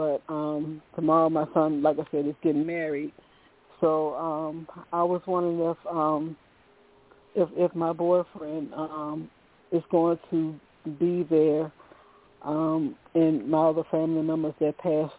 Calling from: Virginia, United States; I'm calling from Virginia.

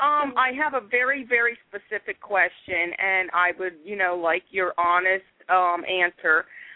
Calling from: Philadelphia, Pennsylvania, United States; I'm calling from Philadelphia, PA.

